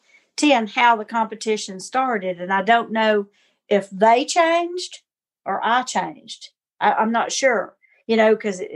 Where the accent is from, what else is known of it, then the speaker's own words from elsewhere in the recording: the South, United States; I'm a Southerner